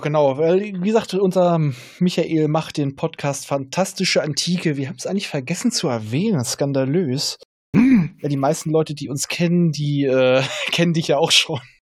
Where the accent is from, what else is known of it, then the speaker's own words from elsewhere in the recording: Northern Germany, Germany; als Norddeutscher